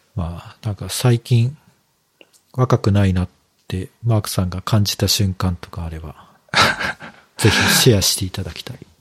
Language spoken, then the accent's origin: Japanese; Kyushu, Japan; moved away; 僕は九州出身なんで